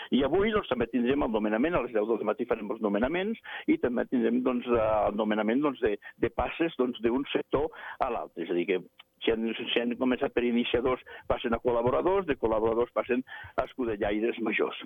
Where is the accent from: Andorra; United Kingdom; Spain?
Andorra; som andorrans, eh, som gent de muntanya